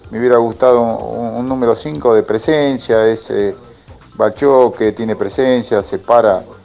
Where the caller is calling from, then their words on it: Santiago del Estero, Argentina; de Santiago del Estero, como siempre presente escuchándolos.